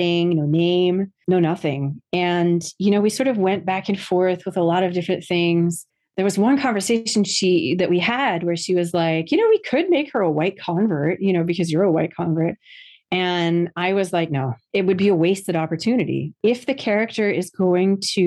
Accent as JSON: {"language": "English", "region": "New Jersey", "country": "United States", "tie": "born or raised there", "said": "That's very much what my experience was growing up in New Jersey"}